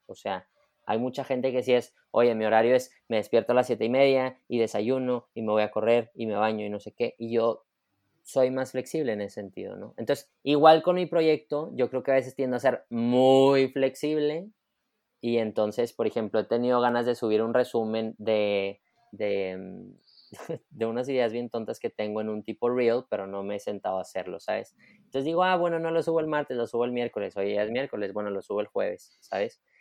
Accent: Monterrey, Nuevo León, Mexico; soy regio, soy de Monterrey

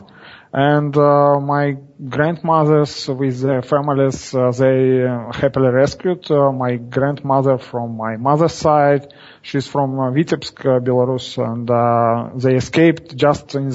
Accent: Daugavpils, Latvia; now in Tallinn, Estonia; I was born in Daugavpils, Latvia. It is 600 kilometers from here.

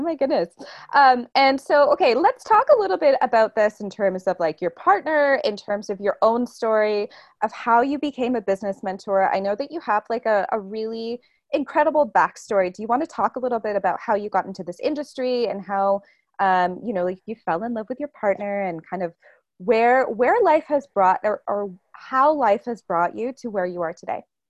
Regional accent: Toronto, Ontario, Canada; moved away as an adult; I was born and raised in Toronto, and I'm also Portuguese

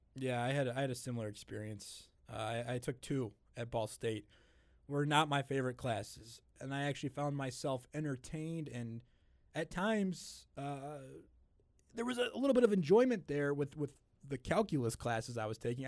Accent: just outside of Chicago, Illinois, United States; I'm, I'm just outside of Chicago

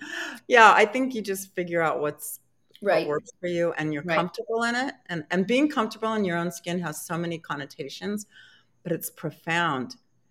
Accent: San Diego, California, United States; now in Maryland, United States; when I moved to Maryland, I'm from San Diego, it was in January

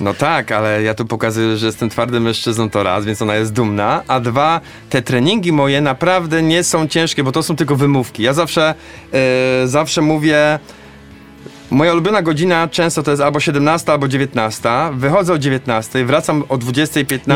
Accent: Poznań, Greater Poland, Poland; a ja tu jestem z Poznania, biegam nad Maltą

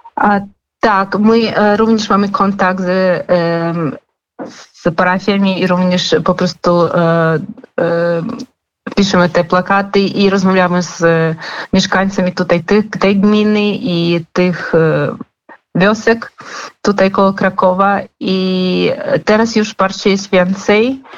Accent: Kharkiv, Kharkiv Oblast, Ukraine; Polish is a second language; moved away as an adult; now in Zabierzów, Poland; ja sama jestem z Charkowa. Naprawdę też przyjechałam do Polski gdzieś dwa lata temu

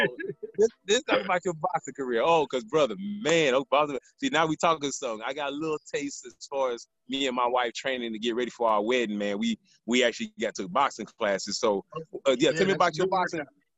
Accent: Miami, Florida, United States; moved away; I was Haitian and I'm from Miami

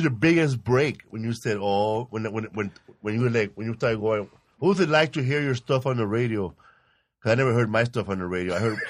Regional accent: Los Angeles, California, United States; I grew up in Pico Gardens, housing projects here in Boyle Heights, Pico Aliso

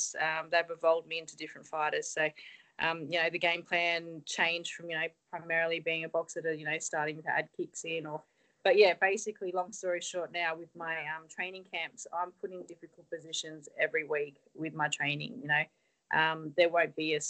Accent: Australia; Everyone knows me now as the Aussie girl

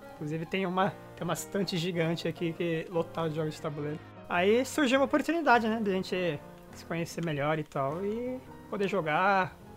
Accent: Brazil; now in Japan; nós somos brasileiros morando aqui no Japão

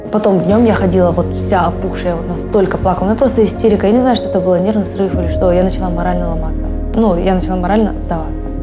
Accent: Kazakhstan; Я не казашка, но я очень люблю Казахстан

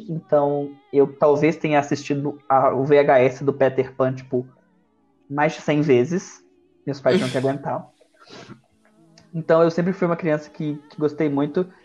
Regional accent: Sete Lagoas, Minas Gerais, Brazil; born there; also born or lived in Natal; Eu nasci em Sete Lagoas, depois eu fui morar em Natal.

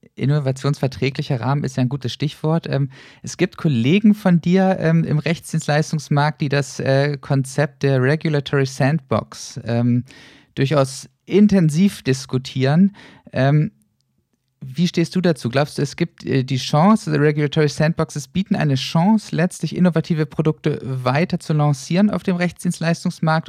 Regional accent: Northern Germany, Germany; moved away; ich komme ursprünglich aus dem Norden, mag Bremerhaven sehr, sehr gern

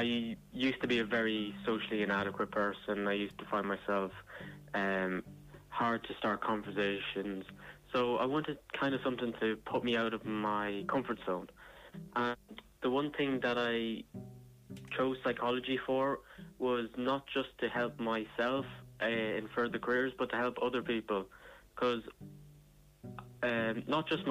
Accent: Ireland; also born or lived in Dún Laoghaire; I'm from Kilchandra.

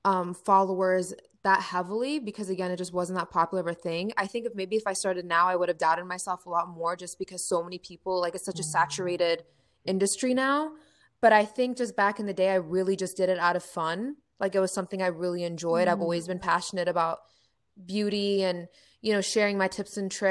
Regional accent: Ohio, United States; I'm from Ohio

